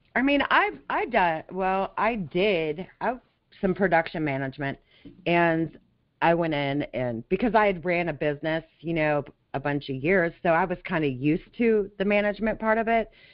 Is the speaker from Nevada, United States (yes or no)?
yes; Las Vegas, Nevada, United States; also born or lived in California; now in Florida, United States; I grew up in Las Vegas